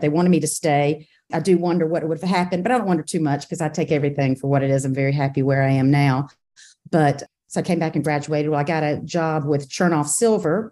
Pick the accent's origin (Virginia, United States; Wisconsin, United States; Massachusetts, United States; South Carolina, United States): South Carolina, United States; Camden; also born or lived in Charleston, South Carolina / New York City / China; I am a South Carolina girl, born and bred in Camden, South Carolina, and went to college at Charleston.